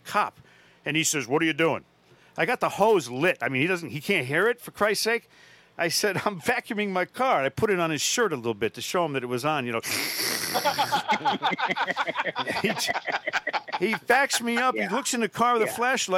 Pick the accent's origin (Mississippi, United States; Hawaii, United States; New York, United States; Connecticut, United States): Connecticut, United States; my home state of Connecticut